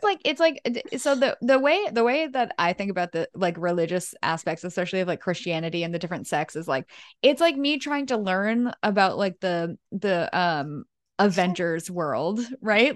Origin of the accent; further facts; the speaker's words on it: New England, United States; growing up in New England for me there were no wolves